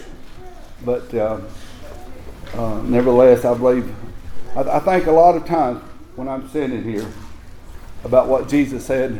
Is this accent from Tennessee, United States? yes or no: yes; Tennessee, United States; I told them, I said, Tennessee